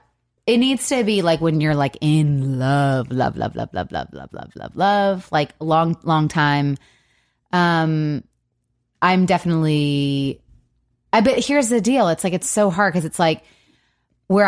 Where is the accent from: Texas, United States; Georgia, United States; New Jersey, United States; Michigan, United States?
Michigan, United States; Yeah, we're from Michigan, and you've got a tramp stamp.